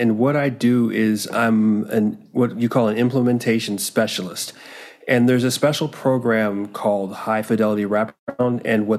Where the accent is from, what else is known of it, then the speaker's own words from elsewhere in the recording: North Carolina, United States; North Carolina is actually my home state. I was a military brat. And so, you move around to a lot of places. My dad was in the Air Force. And the last stop he had was the middle of North Carolina.